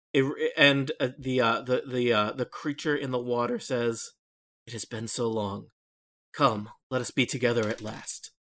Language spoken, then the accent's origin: English; Nebraska, United States; moved away; I grew up in Nebraska